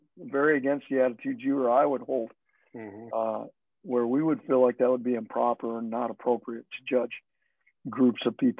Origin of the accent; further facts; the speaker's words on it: Phoenix, Arizona, United States; also born or lived in Southern California / Utah; I was not from the Pacific Northwest. I was from the Southwest. Grew up in Phoenix, grew up in LA or in Southern California. Not LA itself, but near there, Southern California, Utah, Arizona. That's where I lived in my youth.